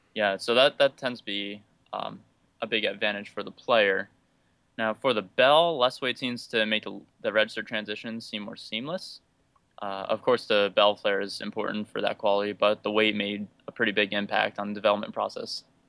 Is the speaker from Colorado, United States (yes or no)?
no; Northeastern Pennsylvania, United States; moved away as an adult; now in Ithaca, United States; I'm from Northeastern Pennsylvania of the United States, but currently I live in Ithaca, New York